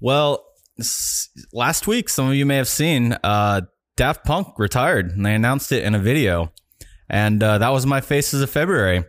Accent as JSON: {"language": "English", "region": "Florida", "country": "United States", "tie": "born or raised there", "said": "I grew up in Florida"}